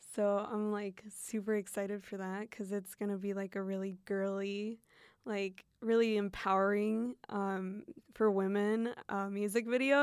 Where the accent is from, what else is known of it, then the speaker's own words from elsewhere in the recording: Fairbanks, Alaska, United States; first language Spanish; English is a second language; moved away; where I grew up, it's a small town, it's in Fairbanks